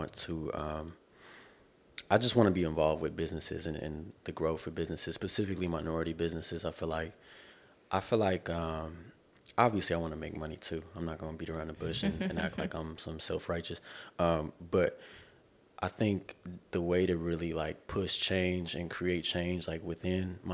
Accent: Corona, California, United States; now in Irvine, United States; I'm from the Inland Empire, Corona, California. Currently I live in Irvine.

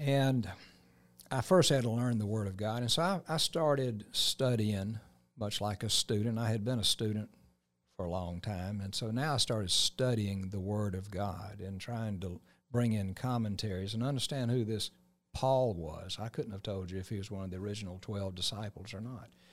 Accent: Columbus, Georgia, United States; Columbus, Georgia is home for me. I moved here, uh, in nineteen fifty-two, nineteen fifty-three as a, a three-year-old

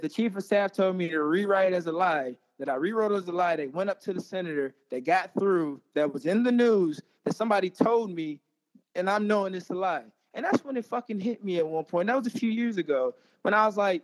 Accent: Pine Bluff, Arkansas, United States; born or raised there

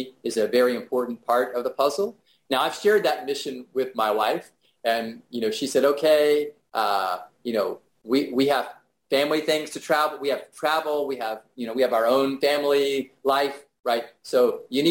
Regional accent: Houston, Texas, United States; my hometown

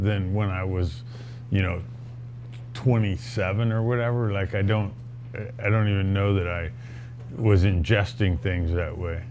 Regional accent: Texas, United States; moved away as an adult; also born or lived in Northern California; So my wife grew up in Texas and I grew up in Texas and all our families here

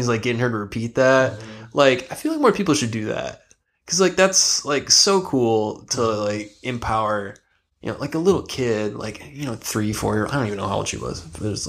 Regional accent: Midwest, United States; Growing up in the Midwest

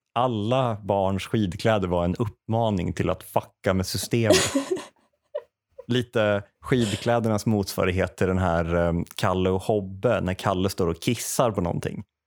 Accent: Säffle, Värmland, Sweden; moved away as an adult; also born or lived in Uppsala; jag är uppväxt värmlänning.

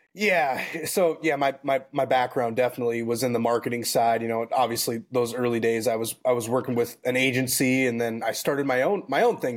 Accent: Minnesota, United States; moved away as an adult; now in San Antonio, United States; I grew up born and raised in Minnesota

